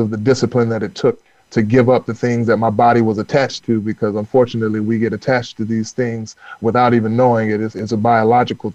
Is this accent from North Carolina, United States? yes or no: yes; North Carolina, United States; I grew up in North Carolina, where, you know, the economy is run off the pig and tobacco